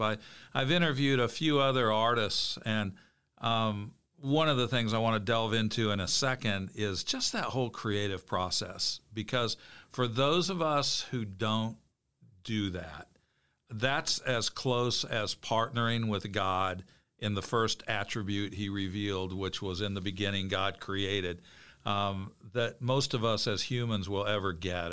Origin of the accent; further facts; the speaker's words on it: Bloomington, Illinois, United States; I grew up in Bloomington Normal